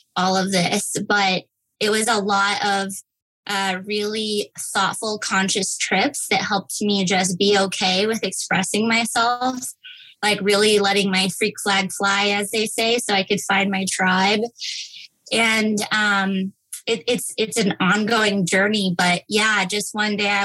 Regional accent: El Paso, Texas, United States; I grew up in El Paso, Texas girl, went to Texas State

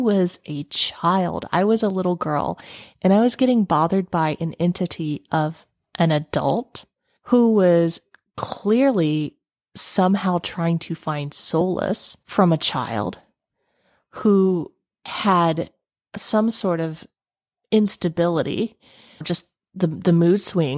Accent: the South, United States; I was raised in the South

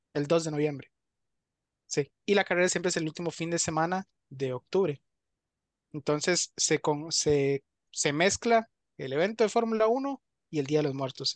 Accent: Costa Rica; uno como tico

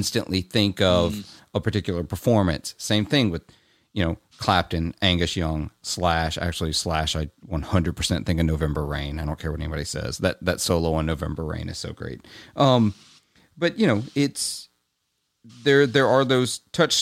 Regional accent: Clarksdale, Mississippi, United States; in my hometown, which is kind of it's a tourist trap town for the blues. I'm from Clarksdale.

